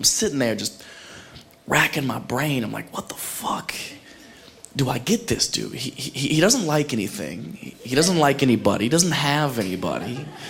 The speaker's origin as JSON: {"language": "English", "region": "Ohio", "country": "United States", "moved": "as an adult", "said": "I'm originally from Ohio. I don't know if anybody's ever made that mistake. I never go home. I left 10 years ago right after high school"}